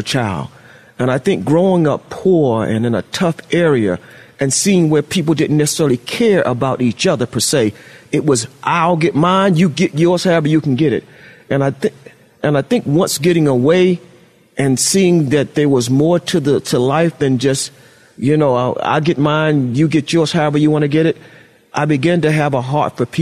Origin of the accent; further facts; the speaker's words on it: New York City, New York, United States; also born or lived in Wilmington, North Carolina; when my mom had us come to live there in New York, and I grew up in Bed-Stuy